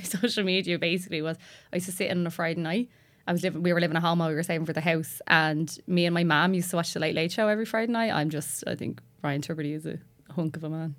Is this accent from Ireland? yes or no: yes; Tallaght, Leinster, Ireland; I'm from Tala.